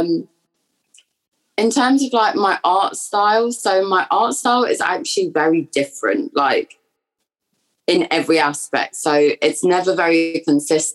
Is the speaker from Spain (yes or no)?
no; London, United Kingdom; moved away as an adult; now in Brighton, United Kingdom; I am originally from London and I have pretty much grown up there my entire life, but I am now at university in Brighton.